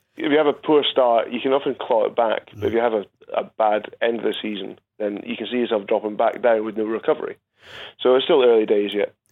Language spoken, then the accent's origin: English; Scotland, United Kingdom; as a Scotsman